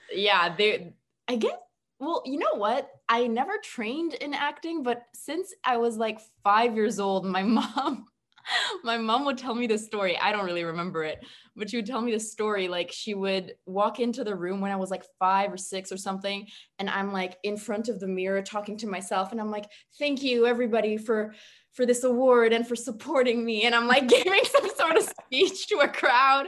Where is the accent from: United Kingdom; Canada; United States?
Canada; Montreal, Quebec; now in Toronto, Canada; I'm from Montreal originally